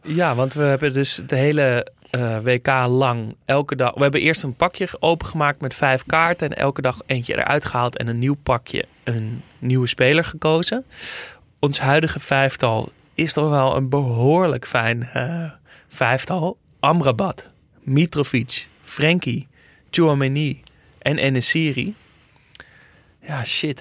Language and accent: Dutch; Netherlands; als Nederlander